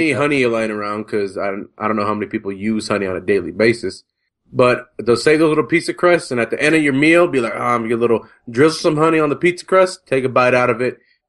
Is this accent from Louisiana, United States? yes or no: no; Central Valley, California, United States; We're from the Central Valley